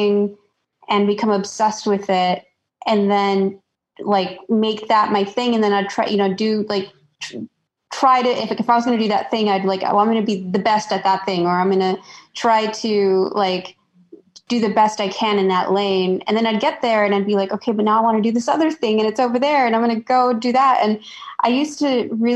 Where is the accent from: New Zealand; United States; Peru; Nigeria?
United States; Chicago, Illinois; moved away as an adult; also born or lived in New York City; I was born and raised in Chicago, and I went to school in Illinois